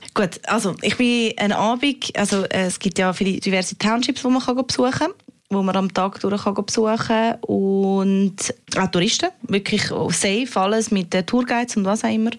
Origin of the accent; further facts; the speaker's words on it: Switzerland; als Schweizerin dort unten